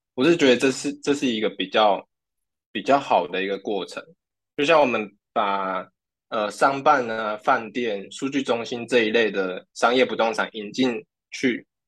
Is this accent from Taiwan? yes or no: yes; Taiwan; 我们台湾人